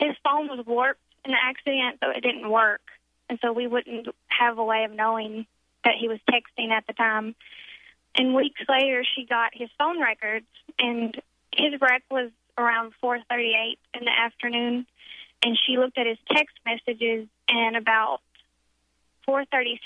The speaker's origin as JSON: {"language": "English", "town": "Pine Bluff", "region": "Arkansas", "country": "United States", "tie": "born or raised there", "also_born_or_lived": "Jonesboro, Arkansas", "said": "I'm from Pine Bluff, Arkansas, and I was going to school in Jonesboro, Arkansas, mm-hmm. which is about 2.5 hours from my hometown"}